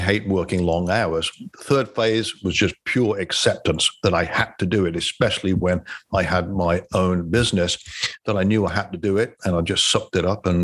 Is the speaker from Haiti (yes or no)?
no; Coventry, West Midlands, United Kingdom; moved away as an adult; also born or lived in Ottawa, Canada; now in United States; I grew up in Coventry, England.